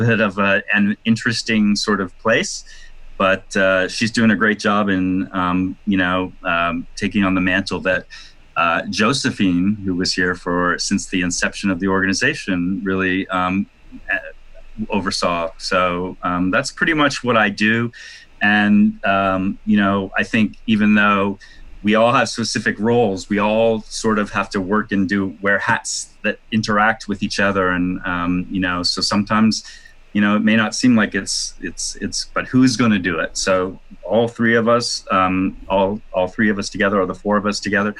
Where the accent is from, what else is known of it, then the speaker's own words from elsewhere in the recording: Toronto, Ontario, Canada; also born or lived in New York City, United States; now in Los Angeles, United States; I'm Canadian, and I was actually planning to move back to Toronto